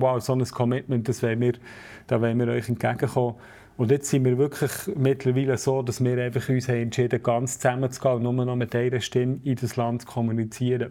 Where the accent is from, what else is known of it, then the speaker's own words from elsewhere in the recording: Switzerland; ich als Schweizer